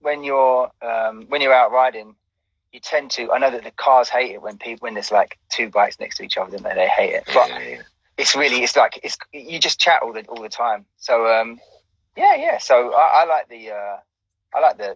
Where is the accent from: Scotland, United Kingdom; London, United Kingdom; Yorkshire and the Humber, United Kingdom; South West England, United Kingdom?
London, United Kingdom; I grew up in East London